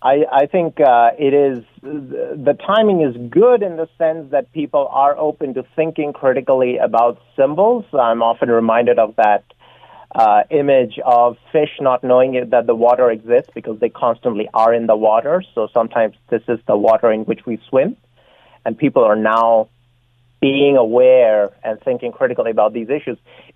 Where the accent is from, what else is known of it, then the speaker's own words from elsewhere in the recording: Canada; person of British heritage. My ancestors were United Empire loyalists, but I just think of myself as Canadian. And to me, the Union Jack is the flag of a foreign country.